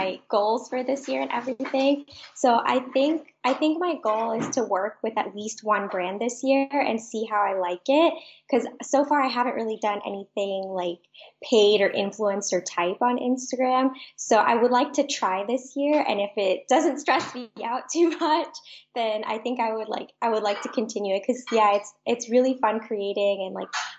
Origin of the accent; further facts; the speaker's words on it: Florida, United States; I am from Florida in the United States. I live in Orlando